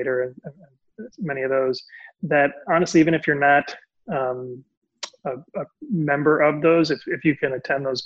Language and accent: English; Puerto Rico; Puerto Rican, Latino, bilingual